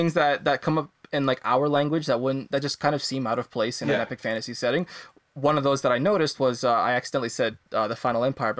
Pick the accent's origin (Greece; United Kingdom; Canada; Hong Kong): Canada; as a Canadian